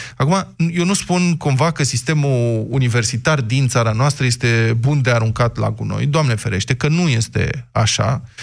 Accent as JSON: {"language": "Romanian", "region": "Bucharest", "country": "Romania", "tie": "born or raised there", "said": "sunt bucureștean născut aici"}